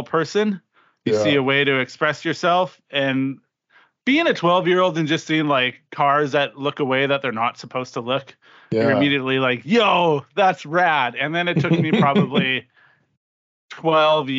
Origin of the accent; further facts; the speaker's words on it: Regina, Saskatchewan, Canada; growing up in Regina, Saskatchewan